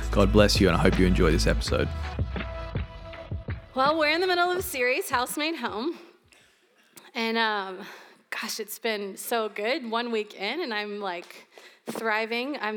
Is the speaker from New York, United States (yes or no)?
no; St. Augustine, Florida, United States; I grew up here in St. Augustine, but I've lived in the panhandle of Florida.